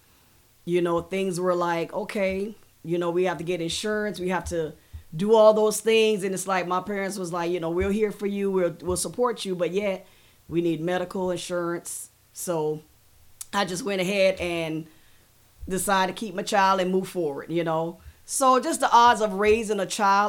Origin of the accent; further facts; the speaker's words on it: Kingston, Jamaica; moved away; I was born in Jamaica, raised in Jamaica, was there for, I say, a short period of time. I lived in a very poor Kingston, Trenchtown.